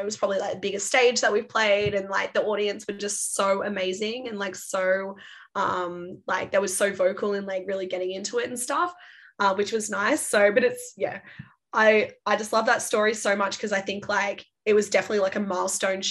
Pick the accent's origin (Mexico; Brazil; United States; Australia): Australia; Sydney, New South Wales; moved away; I'm originally from Sydney